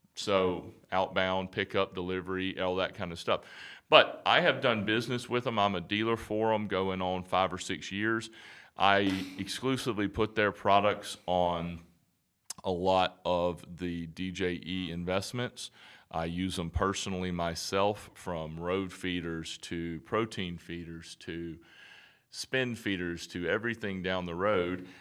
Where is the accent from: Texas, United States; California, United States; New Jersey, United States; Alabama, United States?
Alabama, United States; moved away; So, I'm from Bama. I'm from Alabama originally.